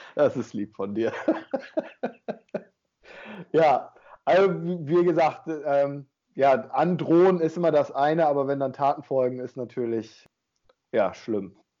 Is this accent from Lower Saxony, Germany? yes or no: yes; Emsland district, Lower Saxony, Germany; in meiner Heimat, im Landkreis Emsland